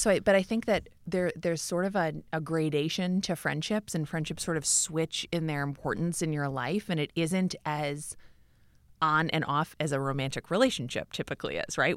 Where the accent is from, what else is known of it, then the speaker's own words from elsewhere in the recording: Minneapolis, Minnesota, United States; moved away as an adult; also born or lived in New York; I left New York and moved back to Minneapolis, even though I grew up in Minneapolis.